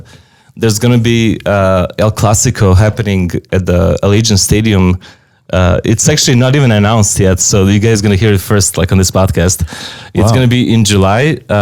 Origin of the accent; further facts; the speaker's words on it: Serbia; now in Las Vegas, United States; I'm from Serbia